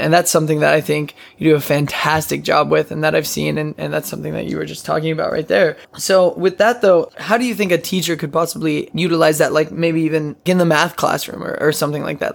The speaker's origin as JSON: {"language": "English", "town": "Odessa", "region": "Texas", "country": "United States", "said": "I'm from Odessa, Texas"}